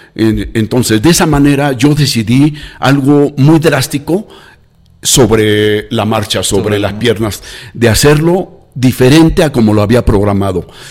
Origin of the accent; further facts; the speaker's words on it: Mexico City, Mexico; now in Lagos de Moreno, Mexico; nací en la Ciudad de México